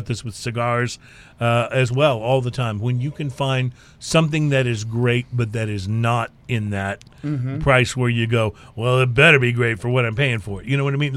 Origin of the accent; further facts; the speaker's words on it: Texas, United States; we're from Texas